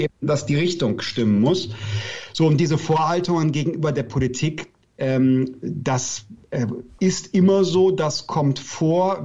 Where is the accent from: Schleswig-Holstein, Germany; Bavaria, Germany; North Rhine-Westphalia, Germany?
North Rhine-Westphalia, Germany; Bergisches Land; Ich komme aus dem Bergischen Land, das ist nordöstlich von Köln